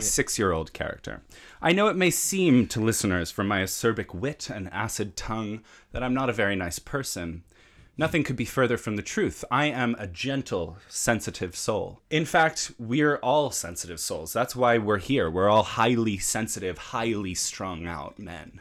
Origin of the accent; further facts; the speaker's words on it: United States; I'm from America